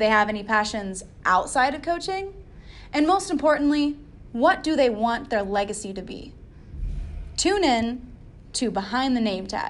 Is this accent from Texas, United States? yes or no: yes; Texas, United States; here us Texans are